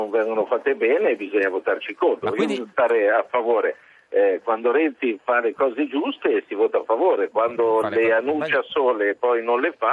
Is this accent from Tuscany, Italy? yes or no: yes; Lunigiana, Tuscany, Italy